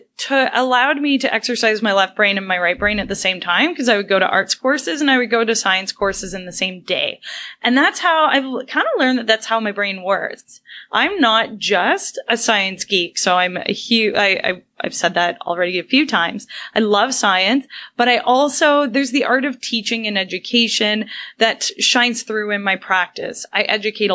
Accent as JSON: {"language": "English", "town": "Brampton", "region": "Ontario", "country": "Canada", "said": "we're both local, you know, we're both from Brampton, Ontario."}